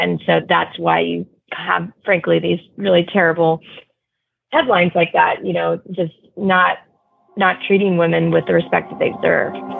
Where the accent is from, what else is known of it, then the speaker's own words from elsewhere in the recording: outside of Houston, Texas, United States; I grew up outside of Houston